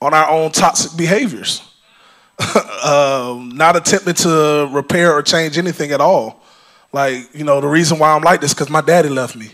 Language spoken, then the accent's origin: English; Georgia, United States; I was born in Georgia. I was raised by my grandparents.